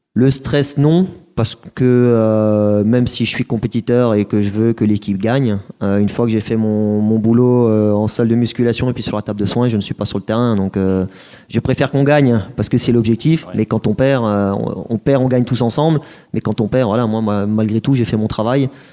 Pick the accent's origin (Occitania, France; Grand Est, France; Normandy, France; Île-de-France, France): Grand Est, France; Colmar; moved away as an adult; also born or lived in Reims; je suis issu d'Alsace, donc Colmar. J'ai fait mes études là-bas, donc j'ai mon, bac scientifique à, Colmar